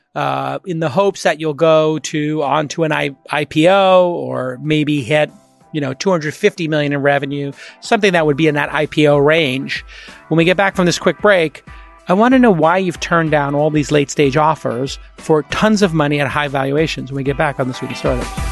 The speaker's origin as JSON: {"language": "English", "country": "United States", "said": "as an American"}